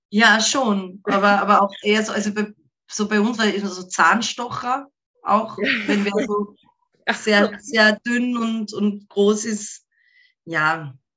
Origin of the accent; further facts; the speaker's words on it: Ebensee, Upper Austria, Austria; first language German; ich komme aus, einem, äh, aus einer Marktgemeinde im so ein Dorf, mehr oder weniger. Ich meine, es ist nicht so klein, es sind schon 7000 Leute, die dort wohnen